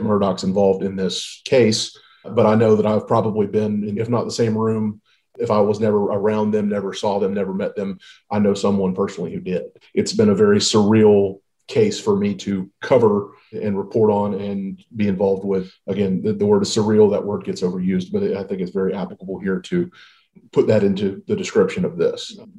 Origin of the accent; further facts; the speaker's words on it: Walterboro, South Carolina, United States; I'm actually from Colleton County, just outside Walterboro. Grew up there, lived there up until about 5 years ago.